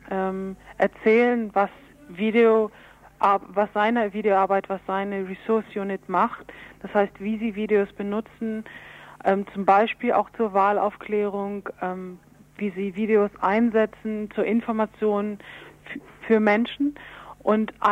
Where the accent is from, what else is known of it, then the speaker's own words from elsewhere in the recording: Berlin, Germany; Ich komme aus Berlin vom Weltfriedensdienst